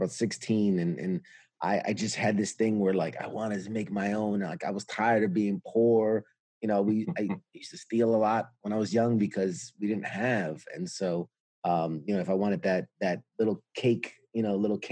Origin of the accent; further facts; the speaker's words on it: New York City, New York, United States; I'm born and raised New York City, U.S.